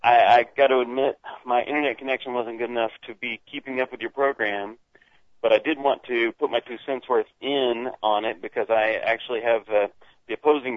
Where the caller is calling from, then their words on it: Dahlonega, Georgia, United States; I'm calling from Dahlonega, Georgia.